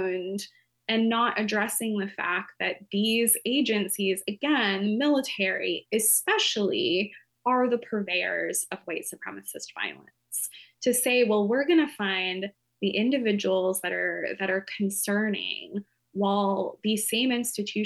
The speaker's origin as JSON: {"language": "English", "region": "Appalachian town", "country": "United States", "tie": "born or raised there", "said": "I grew up in an Appalachian town, pretty small"}